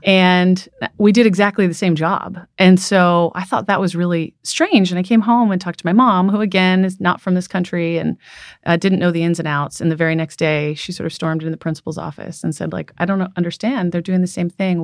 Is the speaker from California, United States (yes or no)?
yes; San Francisco, California, United States; So I'm from San Francisco. Um, I was born here.